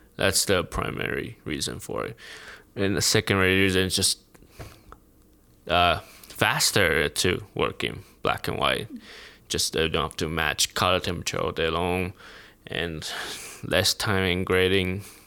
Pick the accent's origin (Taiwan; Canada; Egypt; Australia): Taiwan; moved away as an adult; now in United States; I came from Taiwan, like, didn't go to film school